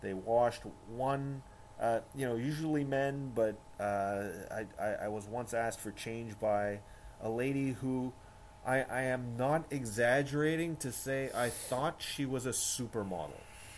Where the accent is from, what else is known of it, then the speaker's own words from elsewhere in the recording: Winnipeg, Manitoba, Canada; I am from Winnipeg.